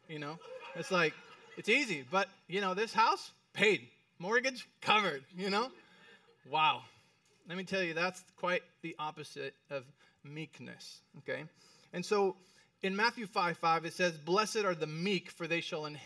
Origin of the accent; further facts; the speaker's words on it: Mexico City, Mexico; moved away as an adult; I went to private school in Mexico City.